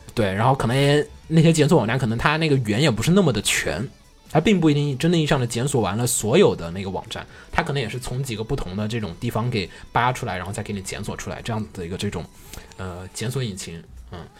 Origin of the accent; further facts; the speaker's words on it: China; 我作为一个中国人看不太懂